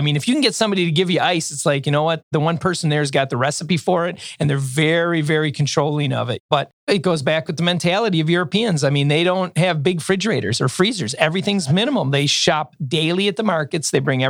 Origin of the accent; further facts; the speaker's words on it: Milwaukee, Wisconsin, United States; I told him we're from Milwaukee.